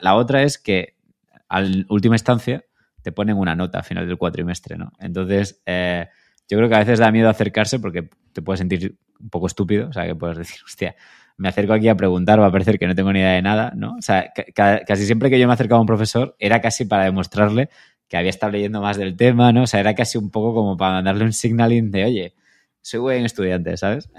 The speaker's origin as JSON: {"language": "Spanish", "town": "Granada", "region": "Andalusia", "country": "Spain", "also_born_or_lived": "Madrid", "moved": "as an adult", "said": "yo soy de Granada"}